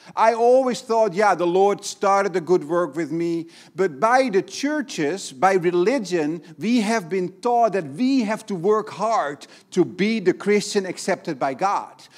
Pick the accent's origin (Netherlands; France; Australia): Netherlands; now in Brazil; I'm from Holland